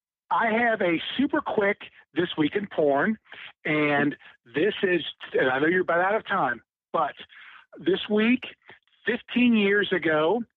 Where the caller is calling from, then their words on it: Cincinnati, Ohio, United States; This is … from Cincinnati.